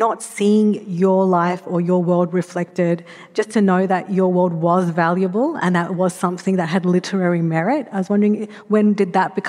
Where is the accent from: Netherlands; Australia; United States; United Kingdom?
Australia; Sydney, New South Wales; I grew up in Western Sydney